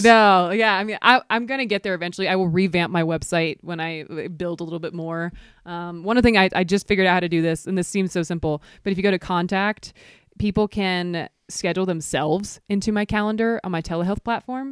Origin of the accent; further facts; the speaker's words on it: near Chattanooga, Georgia, United States; moved away as an adult; also born or lived in Atlanta; now in Jackson Hole, United States; I grew up near Chattanooga, which has some of the best trails